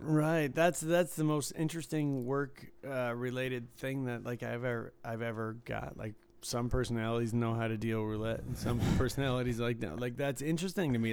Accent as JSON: {"language": "English", "town": "Detroit", "region": "Michigan", "country": "United States", "tie": "born or raised there", "said": "where I was from in the suburbs of Detroit"}